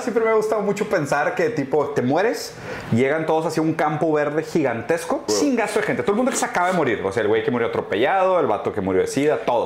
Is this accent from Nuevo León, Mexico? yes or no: yes; Monterrey, Nuevo León, Mexico; como regios mochos, pues hacemos aquí